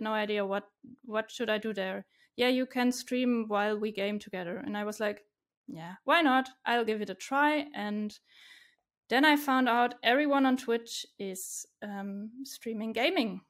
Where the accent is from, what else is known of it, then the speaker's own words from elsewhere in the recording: Stuttgart, Baden-Württemberg, Germany; I'm from Germany, from Stuttgart. It's in the southwest.